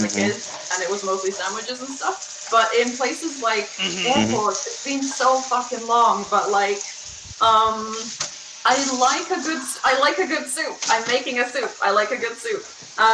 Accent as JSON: {"language": "English", "country": "Croatia", "tie": "born or raised there", "said": "I am European. I'm from Croatia, so I've been raised on home-cooked food"}